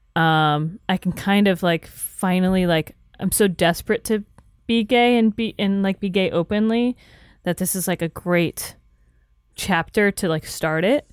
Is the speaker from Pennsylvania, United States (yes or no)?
no; Florida, United States; growing up in Florida and, like, with super right-wing, like, parents